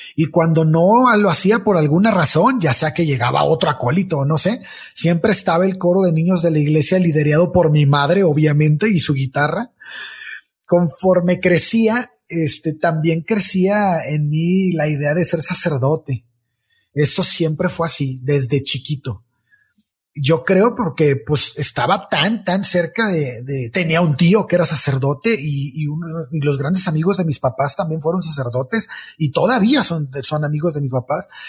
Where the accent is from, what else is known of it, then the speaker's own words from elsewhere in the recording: Mexico; como muchas personas en mi país, estamos en México